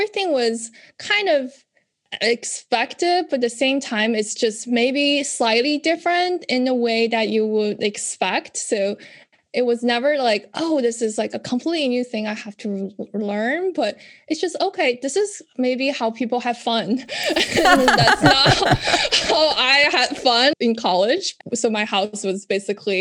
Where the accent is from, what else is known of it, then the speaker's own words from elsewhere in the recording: China; moved away as an adult; now in United States; when I grew up in China